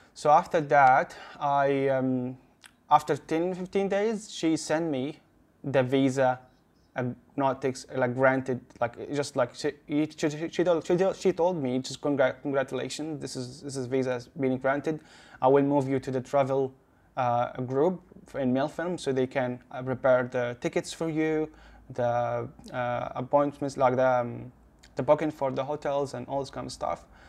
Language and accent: English; Gaza Strip, Palestine; moved away as an adult; also born or lived in Adelaide, Australia; now in Sydney, Australia; I'm from Gaza.